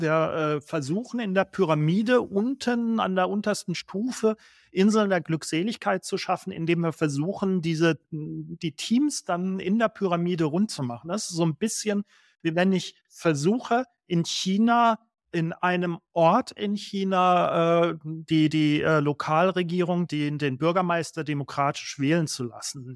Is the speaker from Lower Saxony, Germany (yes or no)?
no; Baden-Württemberg, Germany; ich bin in Baden geboren, vielleicht hat man es eben gehört.